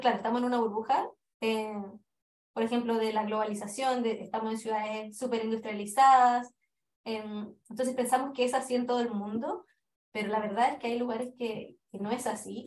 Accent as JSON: {"language": "Spanish", "country": "Chile", "moved": "as an adult", "lives_now": "England, United Kingdom"}